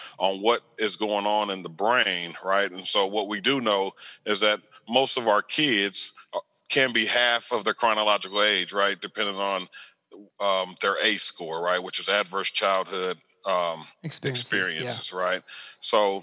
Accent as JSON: {"language": "English", "town": "Riverside", "region": "California", "country": "United States", "tie": "born or raised there", "also_born_or_lived": "West Covina, California", "moved": "as an adult", "lives_now": "Austin, United States", "said": "I grew up in Riverside County in the Inland Empire"}